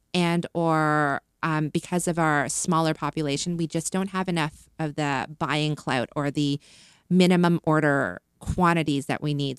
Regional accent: Canada; moved away as an adult; also born or lived in China; I'm Canadian, so I always, I always led with being Canadian first, being from Canada

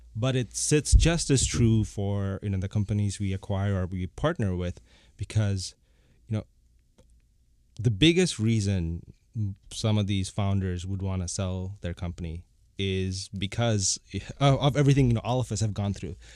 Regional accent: Bangkok, Thailand; moved away as an adult; also born or lived in Bangladesh / United States; now in Toronto, Canada; I was born in Bangladesh. I grew up in, in Bangkok

